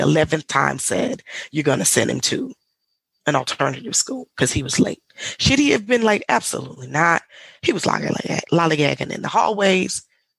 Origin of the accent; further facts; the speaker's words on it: the South, United States; but growing up in the South and did we grow up in impoverished neighborhoods? Absolutely.